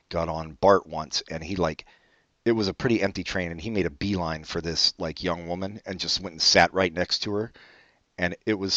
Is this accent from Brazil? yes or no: yes; Brazil; born there; No, I was born in Brazil.